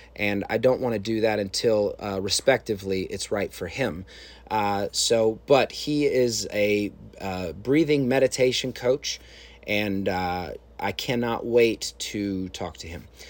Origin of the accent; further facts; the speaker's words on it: Chicago, Illinois, United States; I was a kid from Chicago at the time